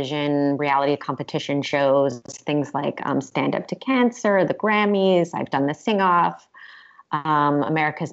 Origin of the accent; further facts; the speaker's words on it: Cleveland, Ohio, United States; moved away as an adult; also born or lived in Maine / Massachusetts; now in Los Angeles, United States; I am from Cleveland, Ohio